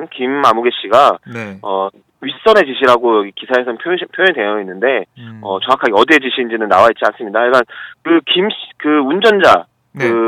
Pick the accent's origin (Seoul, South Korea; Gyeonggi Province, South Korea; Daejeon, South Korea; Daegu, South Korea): Seoul, South Korea; 저는 고향이 서울이지만